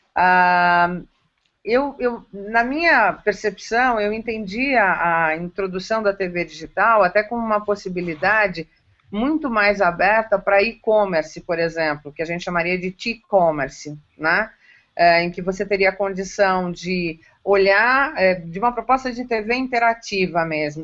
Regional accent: interior of São Paulo, Brazil; Eu sou interiorana, eu amo o interior de São Paulo, eu amo o meu estado

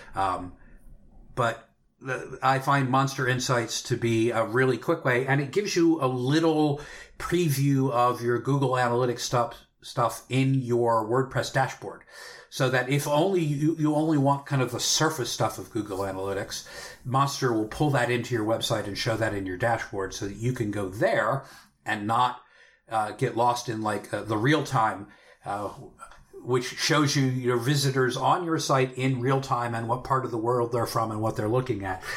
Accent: Pennsylvania, United States; my home state and home area of Pennsylvania

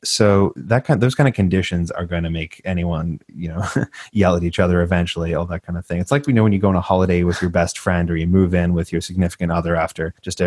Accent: Australia; when we're both immigrants. I'm from Australia. My accent's literally going away

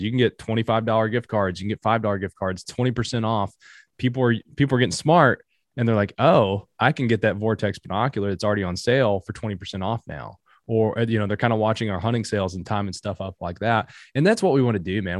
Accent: Appalachia, United States; I'm from Appalachia

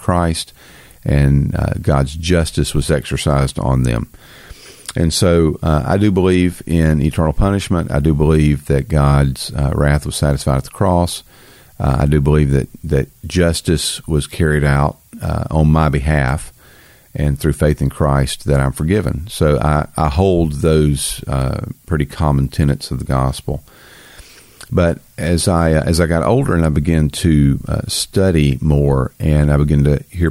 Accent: the South, United States; I'm from the South.

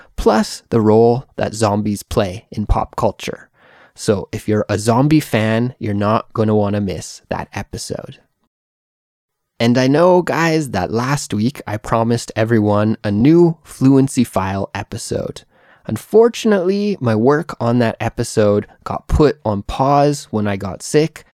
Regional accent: Canada; moved away as an adult; now in South Korea; I'm a Canadian English teacher who lives in South Korea

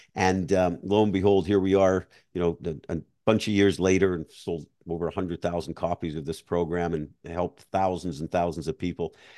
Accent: Montreal, Quebec, Canada; moved away as an adult; now in Florida, United States; I grew up in Montreal

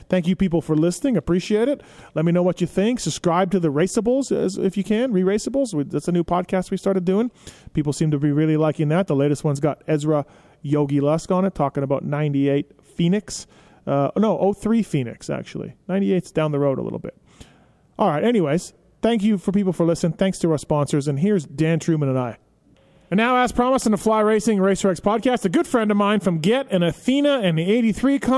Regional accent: Canada; you're from Florida, I'm from Canada, are, are kind of the same

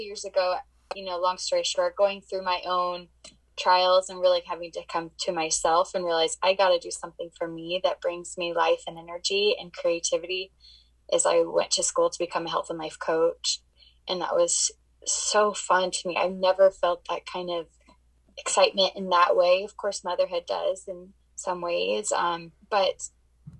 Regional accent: Arizona, United States; now in Utah, United States; I was born and raised in Arizona, and now I live in Utah

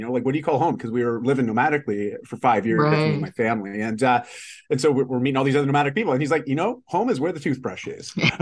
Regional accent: outside of Toronto, Ontario, Canada; moved away as an adult; now in Vancouver, Canada; I grew up outside of Toronto

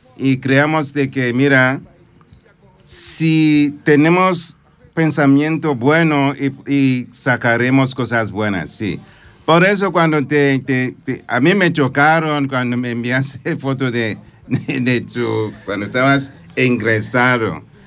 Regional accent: Nigeria; Spanish is a second language; moved away as an adult; now in Cerdanyola del Vallès, Spain; Soy de Nigeria, sí, de, ese país, pero prefiero que sea África

